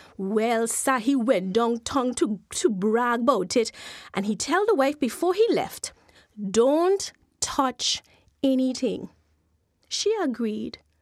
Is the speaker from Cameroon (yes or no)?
no; U.S. Virgin Islands; also born or lived in Saint Kitts; I was born in Saint Thomas